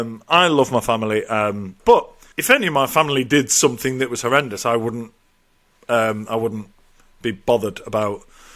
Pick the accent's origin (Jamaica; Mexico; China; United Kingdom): United Kingdom; England; now in Ireland; Obviously, I moved over to Ireland from England, and I lost touch with a few people.